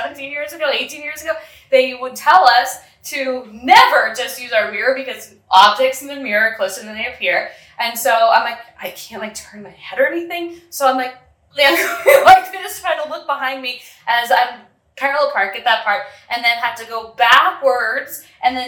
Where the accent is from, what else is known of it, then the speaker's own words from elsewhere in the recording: New York, United States; moved away as an adult; now in San Pedro, Belize; I'm from New York